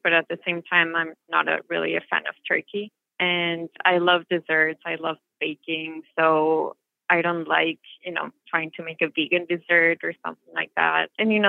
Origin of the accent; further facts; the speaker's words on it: Mexico City, Mexico; moved away as an adult; now in Chicago, United States; I'm from Mexico City. I've lived here in Chicago for 9 years now